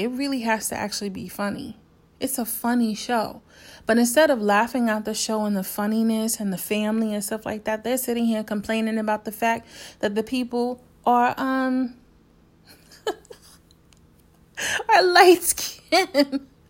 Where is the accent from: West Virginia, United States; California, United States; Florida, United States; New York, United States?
New York, United States; also born or lived in South Korea; I'm from New York